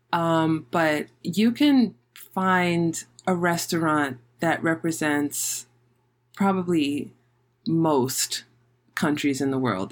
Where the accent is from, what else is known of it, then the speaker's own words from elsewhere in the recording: New York City, New York, United States; also born or lived in Manhattan / Queens; I was physically born in Manhattan, but I grew up and I was raised in the Bronx.